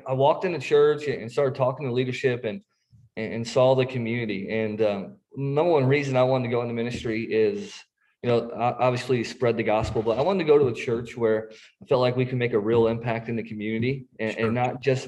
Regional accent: Herscher, Illinois, United States; now in Rising Sun, United States; I am from a small town in Illinois. I call it Northern Illinois, but it's a little south of Chicago called Hersher, Illinois

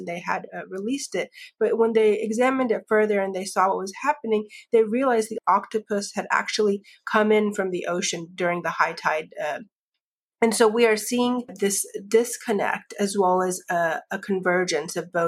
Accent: Florida, United States; I grew up in Florida, surrounded essentially by the ocean as well as swamplands and wetlands.

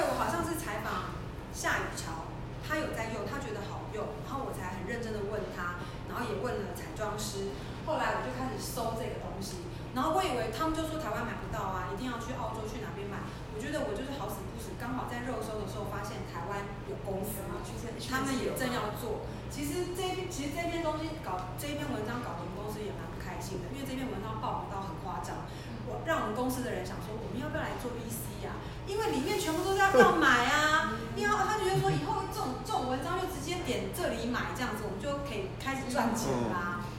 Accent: Singapore; 而且是我是从新加坡来的

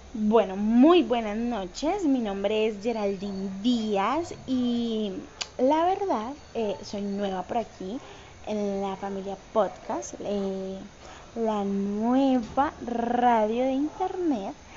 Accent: Cali, Valle del Cauca, Colombia; yo soy de Cali, Colombia

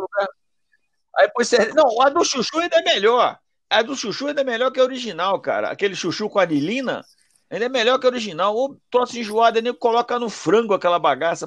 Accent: Rio de Janeiro, Brazil; sou do Rio

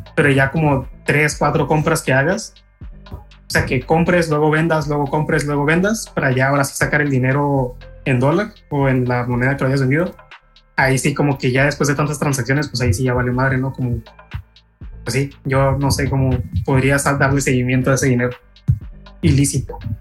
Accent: Mexico; nosotros los mexicanos

